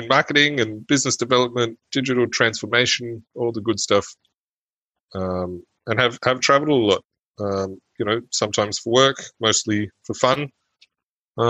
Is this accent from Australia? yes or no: yes; Australia; moved away as an adult; also born or lived in Germany; now in Neuss, Germany; I grew up in sunny Australia and I've been back in Germany now for the past sort of, 9 years